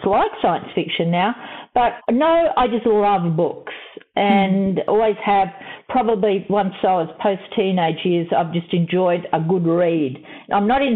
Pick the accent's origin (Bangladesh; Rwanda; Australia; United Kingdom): Australia; Melbourne, Victoria; I grew up in Melbourne, and I was adopted